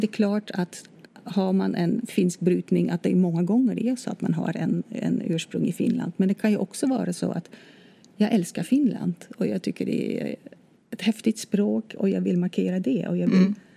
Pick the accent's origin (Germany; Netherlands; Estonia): Netherlands; Swedish is a second language; moved away as an adult; now in Sweden; Då jag kom till Sverige i slutet på 80-talet då hade jag läst eh, lite svenska i mitt hemland, Nederländerna.